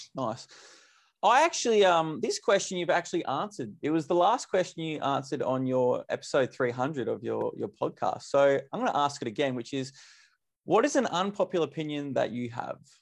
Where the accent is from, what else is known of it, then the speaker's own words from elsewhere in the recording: Mount Gambier, South Australia, Australia; I'm from Mount Gambier. So down South Australia